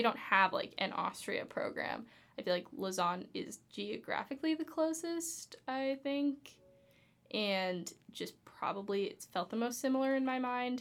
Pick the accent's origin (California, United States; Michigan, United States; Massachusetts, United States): California, United States; Los Angeles; I'm from Los Angeles